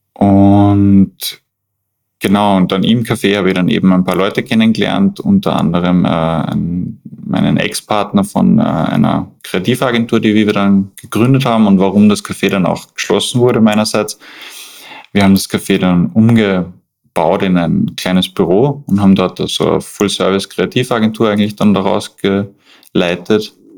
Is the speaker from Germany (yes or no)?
no; Schladming, Styria, Austria; moved away as an adult; now in Vienna, Austria; ich komme eigentlich aus Schladming, aus den steirischen Bergen. Bin aber mittlerweile fast 15 Jahre schon in Wien